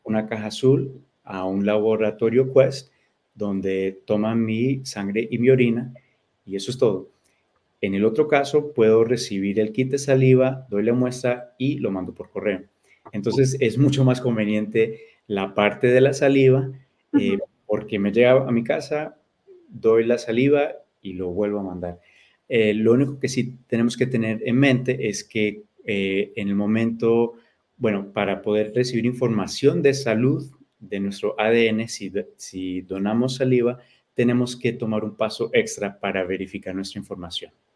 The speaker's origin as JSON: {"language": "Spanish", "country": "United States", "tie": "born or raised there", "said": "mis padres eh, son colombianos, entonces yo soy eh, hispano, soy latino. yo nací aquí, pero hablo español"}